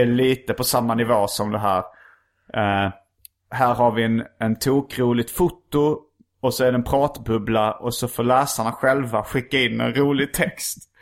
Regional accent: Hjärup, Skåne, Sweden; när jag var liten växte jag upp i Hjärup

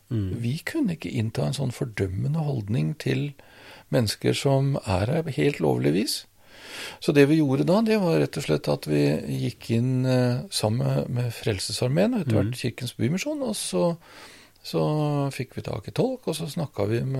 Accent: Rørvik, Trøndelag, Norway; Der må jeg gå tilbake til oppveksten

